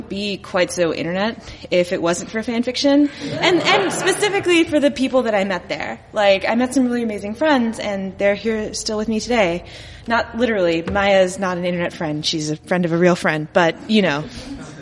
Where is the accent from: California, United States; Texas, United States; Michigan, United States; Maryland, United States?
Texas, United States; Dallas; now in Chicago, United States; in Texas. I grew up in Dallas